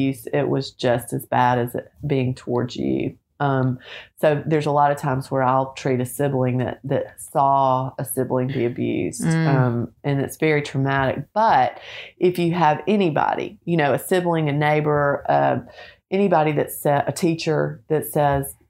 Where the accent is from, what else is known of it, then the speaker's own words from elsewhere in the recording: Little Rock, Arkansas, United States; now in Nashville, United States; I grew up in Little Rock, went to the University of Arkansas, and love our home state